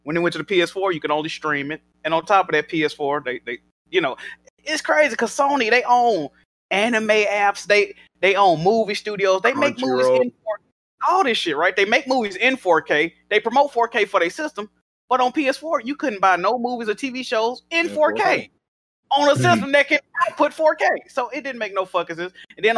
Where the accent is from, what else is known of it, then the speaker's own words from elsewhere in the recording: California, United States; I am from Cali, BG. We got a lot of social justice warrior people in tech world here trying to control things.